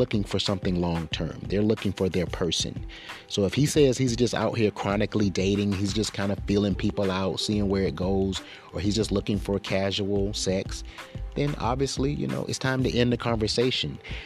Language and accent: English; Florence, South Carolina, United States; moved away; That's my old stomping grounds. Originally, I'm from Florence